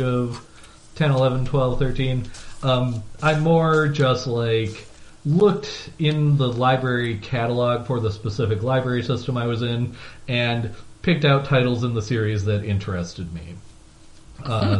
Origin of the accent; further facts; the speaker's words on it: Midwest, United States; I am from the Midwest, so I do sort of elide that word in a way that is potentially troubling.